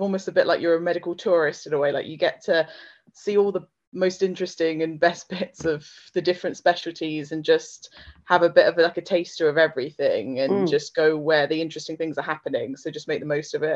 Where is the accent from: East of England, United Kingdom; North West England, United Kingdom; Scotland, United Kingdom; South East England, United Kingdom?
South East England, United Kingdom; Slough; I grew up in Slough, so not very far away from Oxford